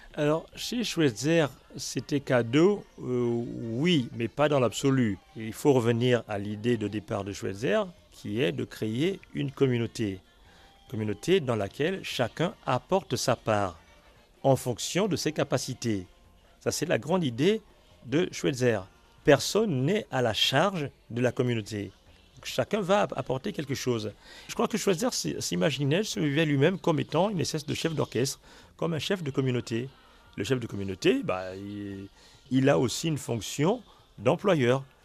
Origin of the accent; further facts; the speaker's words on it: Lambaréné, Moyen-Ogooué, Gabon; je suis né à Lambaréné